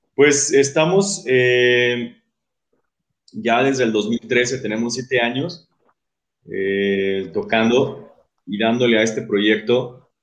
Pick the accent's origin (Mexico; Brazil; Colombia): Mexico; Guadalajara, Jalisco; yo soy de Guadalajara